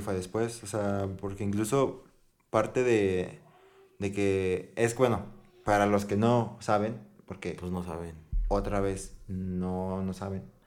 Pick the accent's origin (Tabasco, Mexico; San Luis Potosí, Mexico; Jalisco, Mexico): San Luis Potosí, Mexico; somos de San Luis Potosí